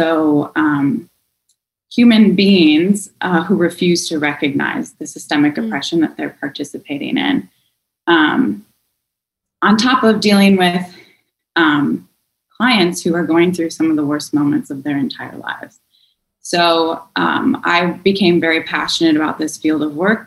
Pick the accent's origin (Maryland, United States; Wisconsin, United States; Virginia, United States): Wisconsin, United States; suburb of Milwaukee; I grew up in a very, very white conservative suburb of Milwaukee